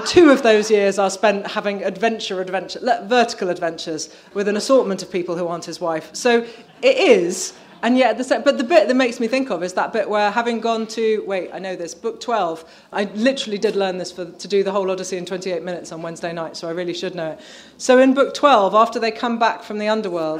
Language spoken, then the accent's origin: English; Birmingham, West Midlands, United Kingdom; I grew up in Birmingham, as far from the sea as you can basically get